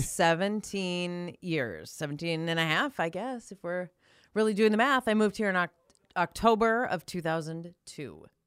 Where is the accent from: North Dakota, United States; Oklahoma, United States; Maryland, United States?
North Dakota, United States; Minot; I grew up in Minot